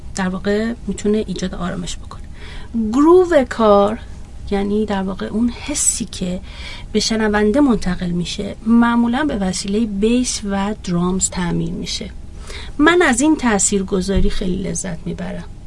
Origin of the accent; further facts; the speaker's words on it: Iran; من یک ایرانی هستم ایرانی